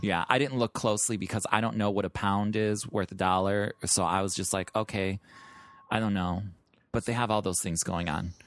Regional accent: Chicago, Illinois, United States; moved away; And I'm from the Midwest, so, like, in Chicago

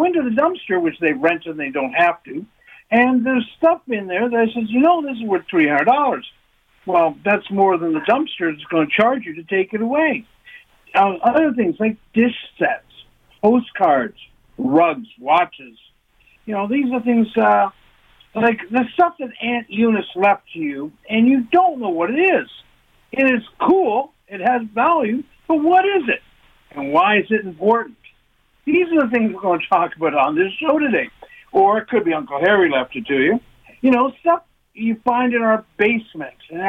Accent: Toronto, Ontario, Canada; I'm from Toronto here

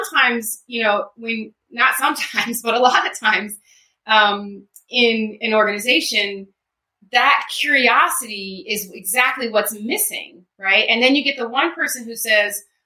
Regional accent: Baltimore, Maryland, United States; I grew up in Baltimore, so my mall was either the Mall of Columbia, White Marsh Mall

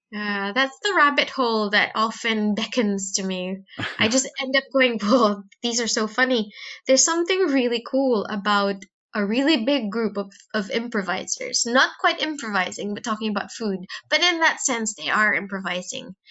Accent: Philippines; now in United Kingdom; when I was young in the in in the Philippines

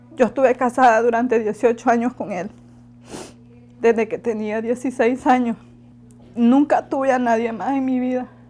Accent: La Ceiba, Atlántida, Honduras; moved away as an adult; now in Mexico; Soy de Honduras

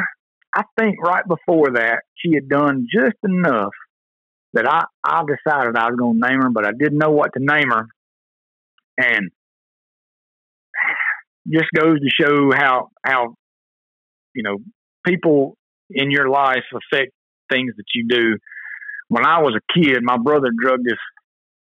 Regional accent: Tupelo, Mississippi, United States; I was actually from Tupelo, which was kind of ironic that my family lives over in Tupelo, Mississippi

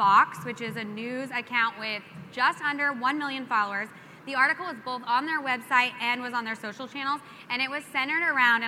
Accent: New Mexico, United States; I'm from New Mexico

